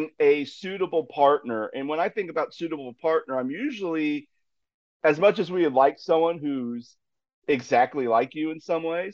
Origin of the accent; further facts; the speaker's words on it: Ohio, United States; moved away as an adult; back to my home state of Ohio